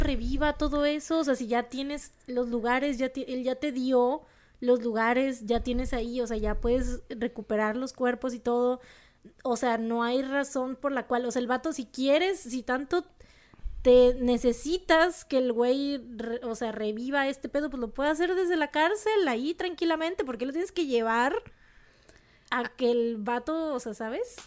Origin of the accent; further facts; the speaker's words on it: Monterrey, Nuevo León, Mexico; accent: regio; se me sale el acento regio